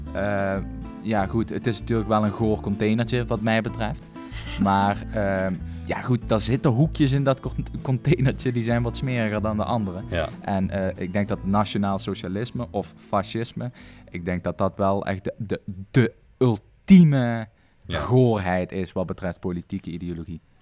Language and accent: Dutch; Netherlands